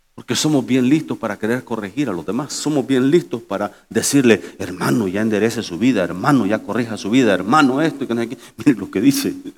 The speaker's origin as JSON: {"language": "Spanish", "country": "El Salvador", "moved": "yes", "lives_now": "United States", "said": "mi gente del Salvador"}